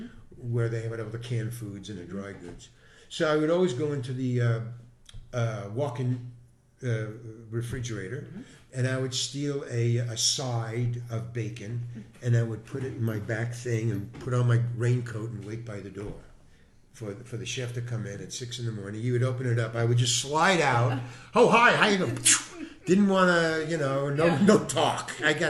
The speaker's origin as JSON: {"language": "English", "town": "Far Rockaway", "region": "New York", "country": "United States", "tie": "born or raised there", "said": "Far Rockaway, Long Island."}